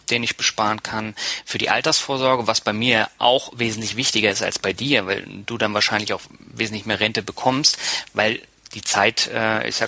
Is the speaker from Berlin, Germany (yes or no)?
yes; Berlin, Germany; now in Lübeck, Germany; Ja, aber ich bin ja nicht in Norddeutschland groß geworden. Ich bin zwar